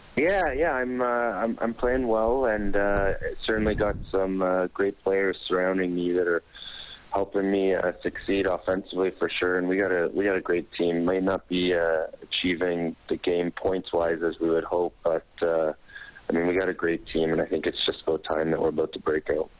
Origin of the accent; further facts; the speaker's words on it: Niagara Falls, Ontario, Canada; also born or lived in St. Catharines; I grew up right around Niagara Falls and uh, St. Catharines for the most part, about an hour away from Toronto